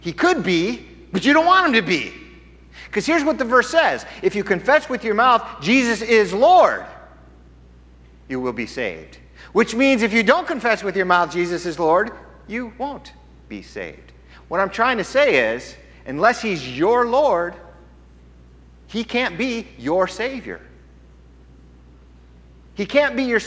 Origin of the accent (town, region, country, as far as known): United States